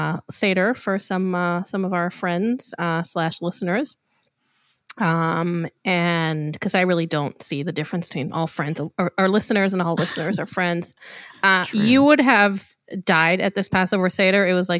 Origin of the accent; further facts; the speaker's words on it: Israel; moved away; I was trying really hard to eat kosher for Passover because I actually always have growing up in Israel.